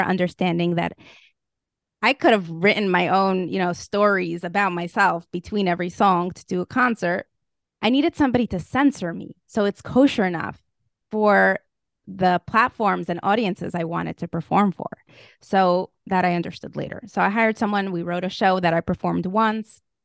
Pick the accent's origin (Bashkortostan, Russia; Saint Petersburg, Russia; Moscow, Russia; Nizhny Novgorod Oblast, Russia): Moscow, Russia; moved away; I grew up in Moscow, Russia.